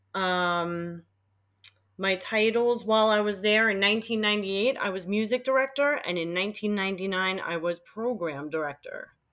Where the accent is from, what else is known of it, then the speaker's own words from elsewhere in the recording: New York City, New York, United States; accent: Queens; moved away; I'm born and bred and raised in Queens, and I have a Queens accent